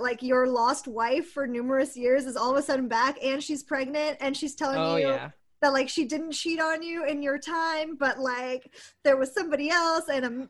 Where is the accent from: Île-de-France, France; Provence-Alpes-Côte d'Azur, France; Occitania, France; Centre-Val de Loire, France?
Île-de-France, France; Paris; Bonjour, that's your favorite French lassie … in my hometown of Paris, so that's pretty cool.